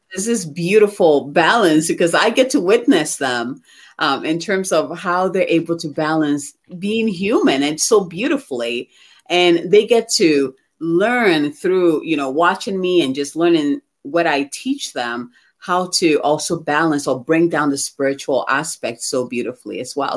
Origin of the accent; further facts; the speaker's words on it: Ghana; moved away; I'm originally from Ghana